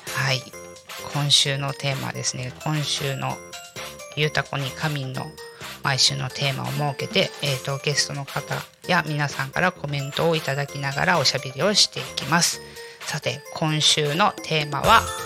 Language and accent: Japanese; Kanagawa, Japan; now in Tako, Japan; 私もともと神奈川の生まれなので